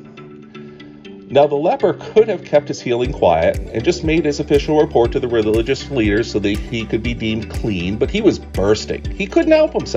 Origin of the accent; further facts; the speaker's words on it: the North, United States; now in Staunton, United States; I grew up in the North, and I never knew of macaroni and cheese as anything but a main dish until we moved south